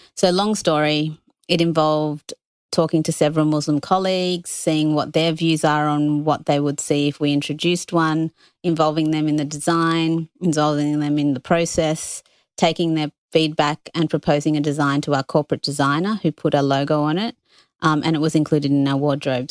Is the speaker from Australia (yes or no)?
yes; Australia; also born or lived in United Kingdom; I was born in the U K, came here when I was two. I identify as Australian